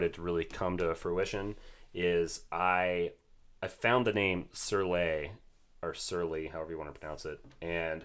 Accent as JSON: {"language": "English", "country": "United States", "said": "me being American"}